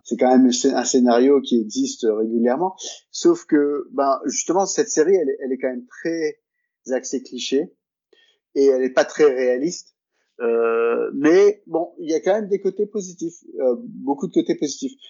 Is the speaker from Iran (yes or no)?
no; France; moved away; quand on est français